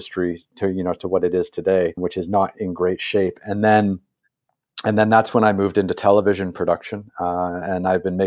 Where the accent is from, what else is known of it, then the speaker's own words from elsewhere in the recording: Canada; as a Canadian